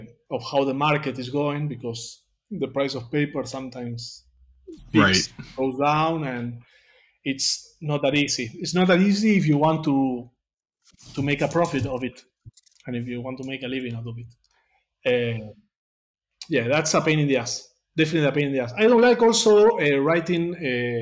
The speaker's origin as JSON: {"language": "English", "town": "Temperley", "region": "Buenos Aires Province", "country": "Argentina", "first_language": "Spanish", "second_language": "English", "said": "I live in a... Here in Buenos Aires, it's called Temperley."}